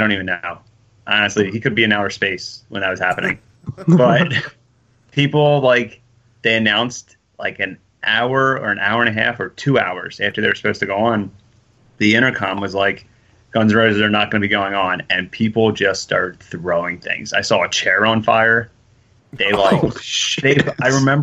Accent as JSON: {"language": "English", "town": "Philadelphia", "region": "Pennsylvania", "country": "United States", "said": "I'm from Philly"}